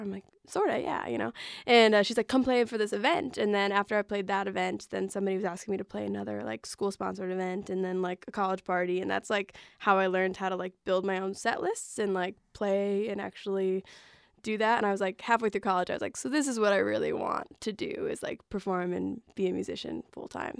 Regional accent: Cary, Illinois, United States; moved away; I grew up in like the flatlands of Illinois

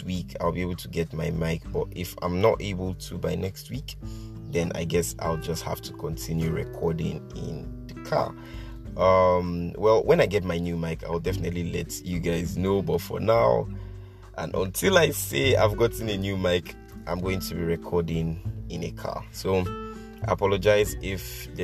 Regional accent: Nigeria; I'm Nigerian. I'm 18. I live in Nigeria.

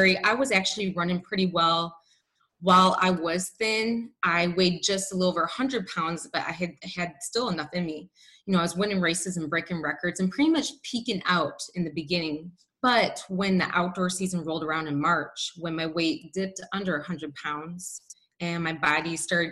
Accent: Northwest Indiana, United States; I grew up in Northwest Indiana in a town that was about 40 minutes from Chicago.

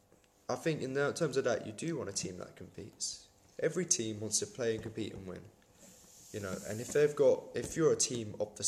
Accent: Hertfordshire, East of England, United Kingdom; moved away; I'm originally like from Hertfordshire.

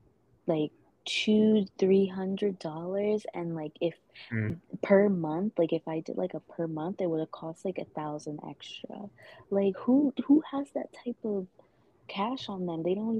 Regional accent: Miami, Florida, United States; moved away as an adult; also born or lived in Atlanta; I grew up there

